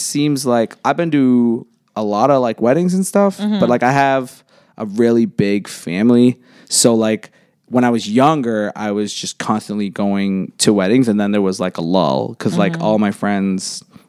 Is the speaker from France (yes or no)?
no; Pickering, Ontario, Canada; I'm from Pickering. Like that's where I grew up originally, like right on the border of Scarborough and Pickering.